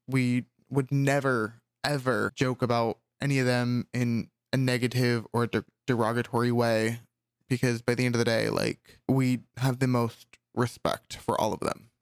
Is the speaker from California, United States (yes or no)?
yes; California, United States; As a Californian